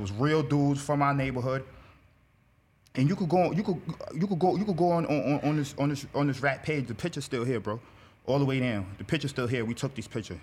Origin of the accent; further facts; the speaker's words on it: New York City, New York, United States; I'm from Brooklyn, Bedford Stuyvesant part of Brooklyn